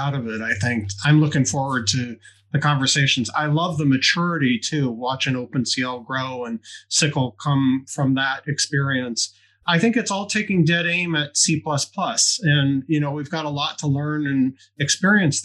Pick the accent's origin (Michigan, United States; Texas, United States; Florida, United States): Michigan, United States; Detroit; I grew up around Detroit